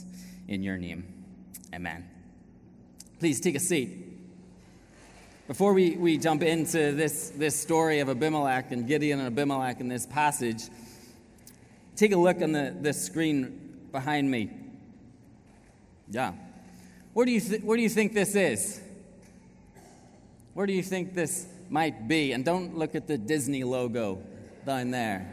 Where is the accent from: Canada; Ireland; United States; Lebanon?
Ireland; moved away as an adult; We haven't lived in Ireland now for 7 years